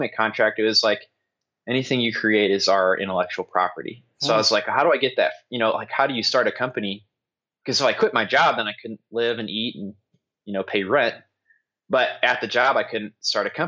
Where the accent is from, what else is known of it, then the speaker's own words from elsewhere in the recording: St. Louis, Missouri, United States; moved away as an adult; now in Indiana, United States; I grew up in St. Louis